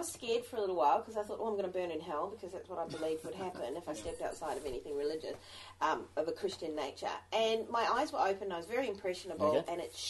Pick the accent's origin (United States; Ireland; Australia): Australia; Brisbane, Queensland; now in New Zealand